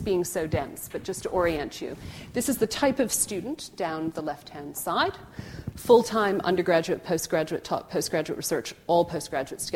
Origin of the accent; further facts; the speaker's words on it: Canada; now in Oxford, United Kingdom; as a Canadian